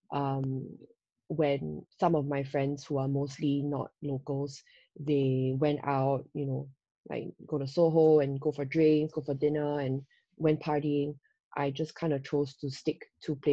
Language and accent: English; Singapore; moved away as an adult; now in Hong Kong; as a Singaporean